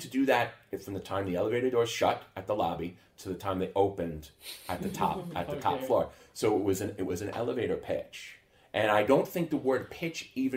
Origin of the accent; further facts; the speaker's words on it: Long Island, New York, United States; moved away as an adult; now in Sweden; I grew up on Long Island outside of New York City.